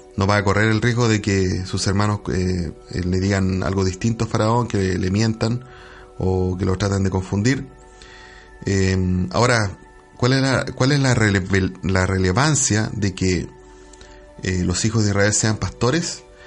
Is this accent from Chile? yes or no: yes; Chile; nosotros a lo mejor somos ciudadanos chilenos